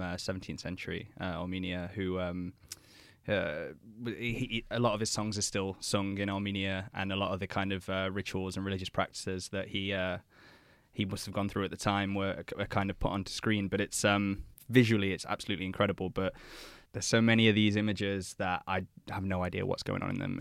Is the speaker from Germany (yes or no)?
no; England, United Kingdom; being an Englishman myself